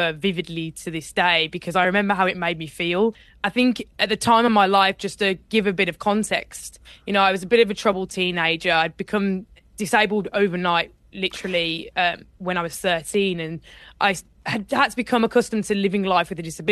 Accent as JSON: {"language": "English", "town": "Birmingham", "region": "West Midlands", "country": "United Kingdom", "tie": "born or raised there", "said": "I grew up in Birmingham, and in Birmingham you don't really do rowing"}